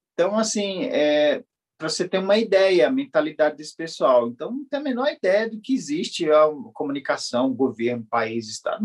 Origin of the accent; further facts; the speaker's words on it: Javari Valley, Amazonas, Brazil; sou do Vale do Javari